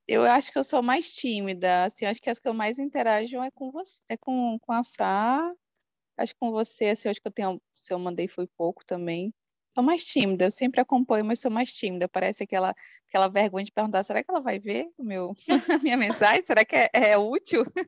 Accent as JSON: {"language": "Portuguese", "town": "Porto Velho", "region": "Rondônia", "country": "Brazil", "said": "eu sou da cidade de Porto Velho, aqui da região norte, do estado de Rondônia"}